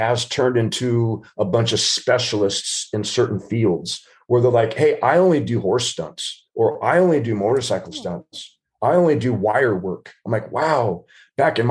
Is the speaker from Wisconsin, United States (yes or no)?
no; Southern California, United States; I've grown up in Southern California